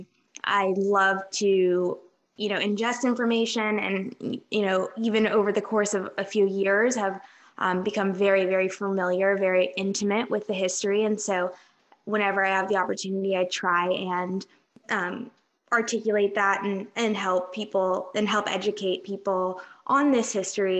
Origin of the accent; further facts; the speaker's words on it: Atlanta, Georgia, United States; I'm from Atlanta